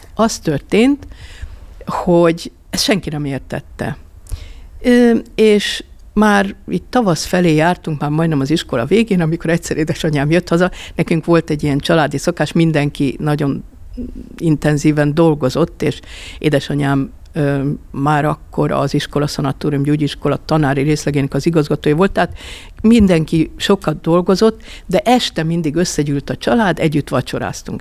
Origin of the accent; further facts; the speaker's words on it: Budapest, Hungary; Nagyon jó volt a Svábhegyen gyereknek lenni